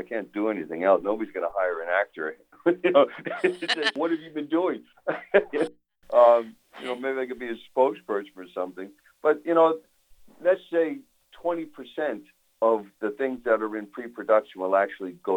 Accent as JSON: {"language": "English", "town": "New York City", "region": "New York", "country": "United States", "tie": "born or raised there", "moved": "yes", "said": "I'm from New York. I was born and raised in Brooklyn"}